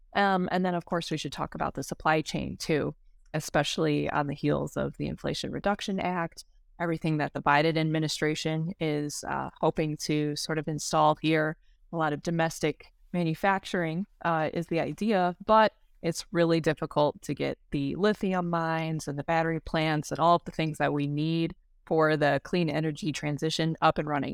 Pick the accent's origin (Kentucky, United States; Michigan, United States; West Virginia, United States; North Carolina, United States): Michigan, United States; Detroit; born and raised in the Metro Detroit area